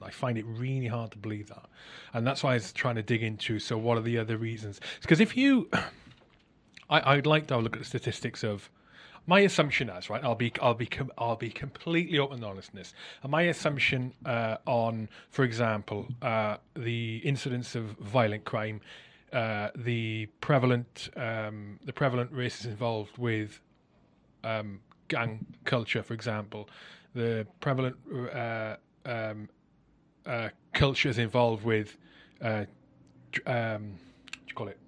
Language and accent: English; South Wales, United Kingdom; I grew up in South Wales